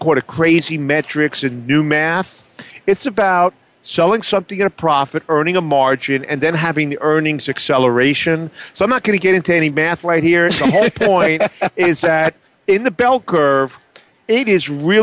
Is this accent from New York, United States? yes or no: yes; New York City, New York, United States; now in New Jersey, United States; I grew up in Manhattan, and we didn't have too many courses on the Upper West Side here